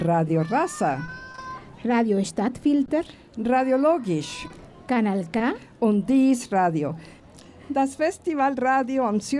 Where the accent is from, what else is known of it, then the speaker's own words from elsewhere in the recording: Mexico; German is a second language; moved away as an adult; now in Switzerland; ich bin aus Mexiko.